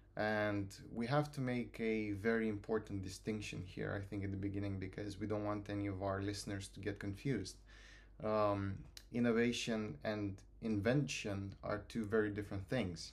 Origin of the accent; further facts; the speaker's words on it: Romania; moved away as an adult; now in Bristol, United Kingdom; I come from Romania. Uh, I've been here, like, a couple of years in the U K